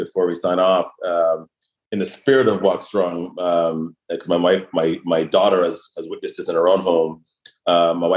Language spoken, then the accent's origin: English; Toronto, Ontario, Canada; I was born in Toronto